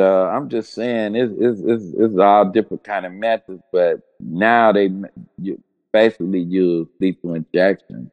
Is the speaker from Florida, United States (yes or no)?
no; Cincinnati, Ohio, United States; I grew up in Cincinnati